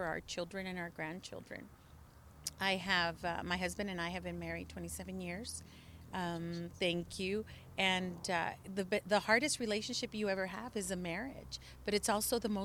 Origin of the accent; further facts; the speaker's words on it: El Paso, Texas, United States; first language Spanish; English is a second language; as a native of El Paso, I'm born from Mexican immigrant parents